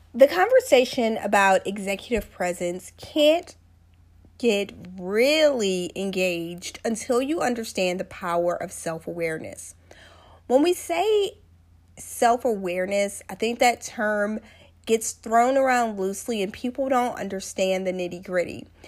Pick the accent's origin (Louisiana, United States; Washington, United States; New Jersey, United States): Louisiana, United States; South; I'm from South Louisiana. When I was growing up, my great grandmother called this this thing couth